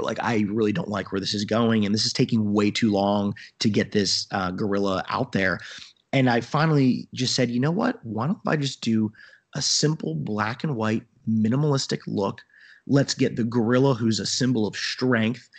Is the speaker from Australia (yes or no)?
no; New Jersey, United States; accent: jerseyness; now in South Carolina, United States; I'm from New Jersey. Um, so for all your listeners, y, you guys can tell that I talk very fast, and even though I lived in South Carolina for almost fourteen years now. I, I do have that jerseyness to me